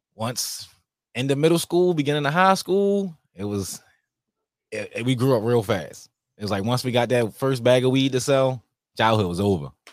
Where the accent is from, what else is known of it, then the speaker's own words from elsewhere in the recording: Baltimore, Maryland, United States; Growing up in Baltimore, it was fun